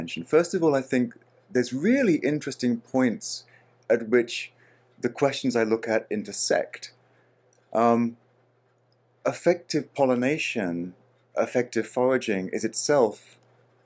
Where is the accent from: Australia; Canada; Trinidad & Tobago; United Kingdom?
Australia; My home country of Australia